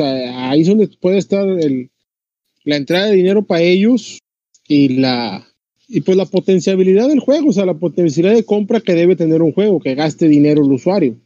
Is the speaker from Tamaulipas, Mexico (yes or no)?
yes; Tamaulipas, Mexico; como decimos acá, Tamaulipas